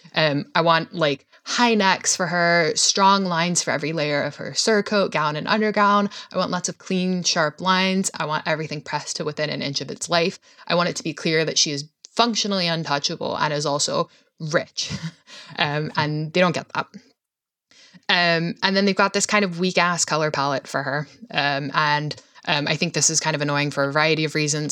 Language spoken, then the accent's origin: English; Scotland, United Kingdom